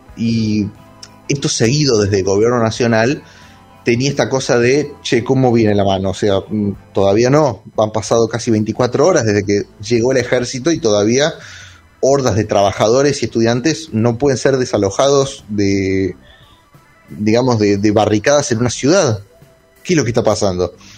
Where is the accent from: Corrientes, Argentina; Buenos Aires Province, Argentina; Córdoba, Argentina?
Córdoba, Argentina; Villa Carlos Paz; Sí, yo soy de Carlos Paz igual.